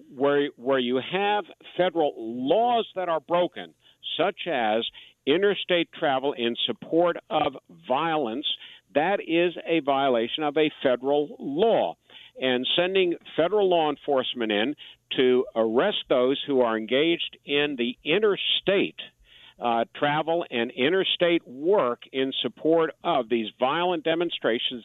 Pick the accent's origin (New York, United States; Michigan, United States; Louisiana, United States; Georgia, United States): Georgia, United States; Atlanta; my hometown of Atlanta